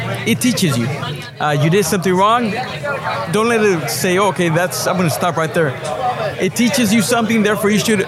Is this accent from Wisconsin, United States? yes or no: no; Ventura, California, United States; Born and raised in Ventura